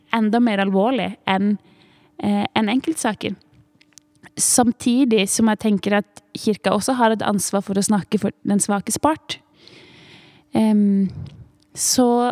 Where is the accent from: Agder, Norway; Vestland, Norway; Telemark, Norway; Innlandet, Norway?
Agder, Norway; Tvedestrand; Jeg vokste opp i Tvedestrand